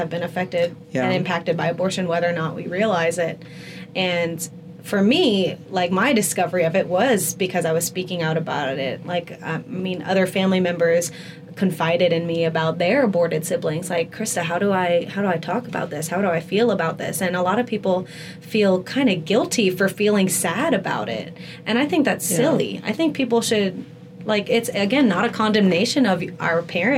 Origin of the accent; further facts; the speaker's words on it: Lafayette, Louisiana, United States; my hometown in Lafayette